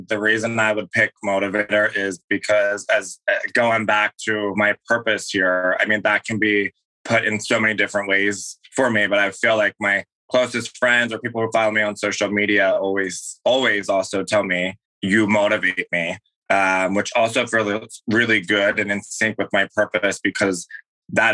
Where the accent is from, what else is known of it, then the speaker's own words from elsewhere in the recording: Philadelphia, Pennsylvania, United States; I grew up in Philadelphia